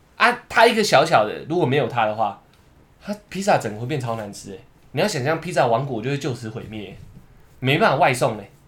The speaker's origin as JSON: {"language": "Chinese", "country": "Taiwan"}